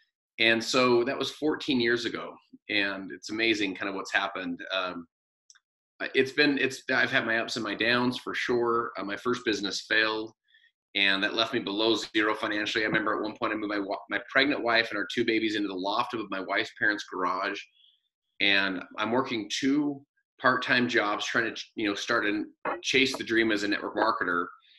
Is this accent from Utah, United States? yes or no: yes; Salt Lake City, Utah, United States; So I'm from Salt Lake City, Utah, and my wife and I have four kids out here from 15 down to seven.